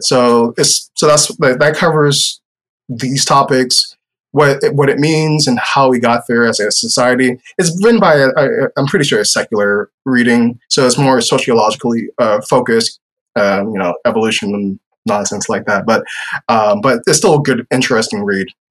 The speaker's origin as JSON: {"language": "English", "town": "New York City", "region": "New York", "country": "United States", "moved": "yes", "lives_now": "Lakeland, Florida, United States", "said": "I'm from New York City"}